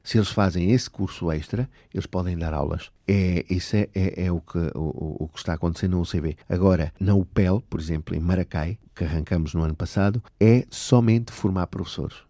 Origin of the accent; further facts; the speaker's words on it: Aveiro District, Portugal; moved away as an adult; also born or lived in Caracas, Venezuela; now in Venezuela; Eu nasci na Venezuela, em Caracas, e aos dois anos os meus pais voltaram para Portugal. Estamos a falar nos fins dos anos 70, sim, fins de eh, eh, 1979. Vi, uh, viemos para a região de Aveiro, de onde é natural o meu pai, e ali eu cresci